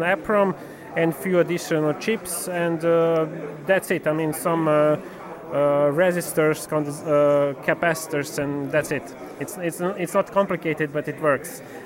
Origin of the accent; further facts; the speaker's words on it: Serbia; I'm from Serbia